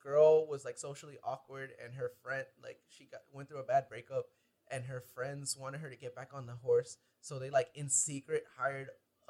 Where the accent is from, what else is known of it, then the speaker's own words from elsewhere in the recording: United States; because I'm American